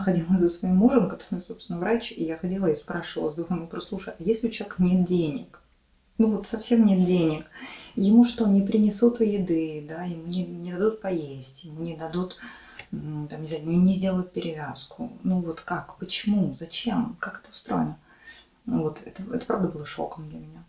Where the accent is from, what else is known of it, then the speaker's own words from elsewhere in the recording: Mogilev, Mogilev Region, Belarus; moved away as an adult; also born or lived in Minsk, Belarus; now in Ukraine; в моем родном городе Могилеве, но, тем не менее, это было в Беларуси